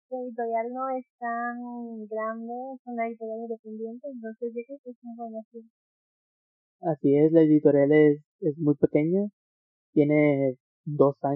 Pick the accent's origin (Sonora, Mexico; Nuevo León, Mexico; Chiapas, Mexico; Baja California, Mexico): Nuevo León, Mexico; Monterrey; Estamos en Monterrey, México.